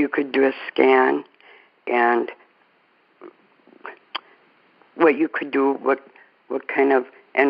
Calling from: Bemidji, Minnesota, United States; Bemidji, Minnesota.

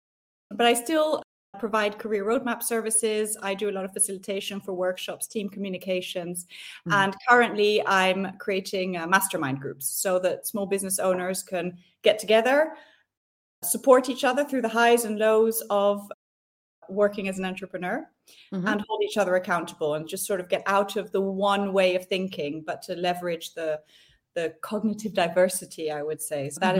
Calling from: Vic, Vaud, Switzerland; I'm based in a very small village called Vic, which is in between Geneva and Lausanne in the French part of Switzerland.

